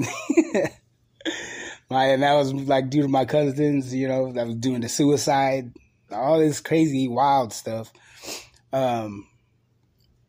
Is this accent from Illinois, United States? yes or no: no; San Francisco, California, United States; I grew up in San Francisco, so I seen graffiti on the bus